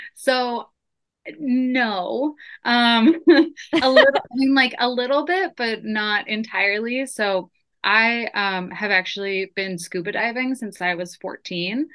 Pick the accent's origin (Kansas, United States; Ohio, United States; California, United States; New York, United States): California, United States; San Diego; now in Tacoma, United States; I grew up in San Diego